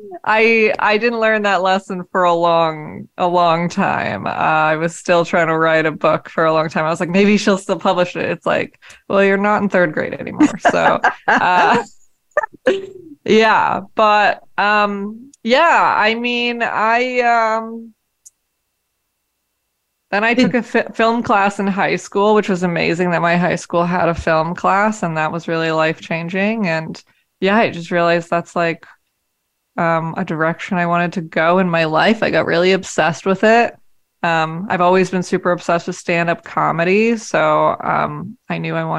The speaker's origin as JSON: {"language": "English", "town": "Tigard", "region": "Oregon", "country": "United States", "tie": "born or raised there", "also_born_or_lived": "Portland, Oregon", "said": "I was born in Portland, Oregon. I grew up in Tigard"}